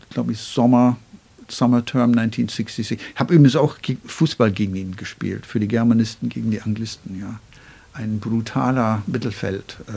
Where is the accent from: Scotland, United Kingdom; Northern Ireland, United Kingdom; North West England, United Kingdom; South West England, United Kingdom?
Northern Ireland, United Kingdom; German is a second language; Ich bin hauptsächlich Ihre. Aber in Irland komme ich auch aus dem Norden.